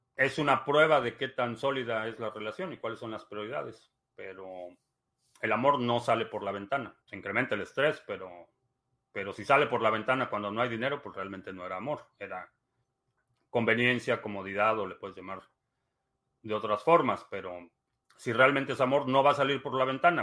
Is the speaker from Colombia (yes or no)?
no; Mexico; now in United States; Me considero mexicano atípico